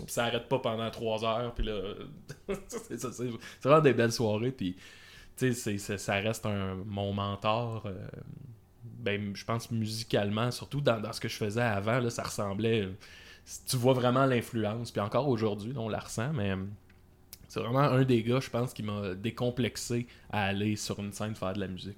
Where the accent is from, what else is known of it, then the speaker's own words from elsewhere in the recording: Salaberry-de-Valleyfield, Quebec, Canada; Valleyfield, qui est, qui est ma ville natale